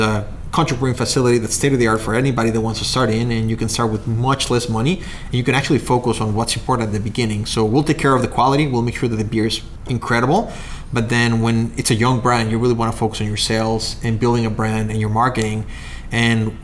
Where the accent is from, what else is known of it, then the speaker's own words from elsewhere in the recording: Mexico; moved away as an adult; also born or lived in Chicago, United States; now in Waunakee, United States; I'm originally from Mexico.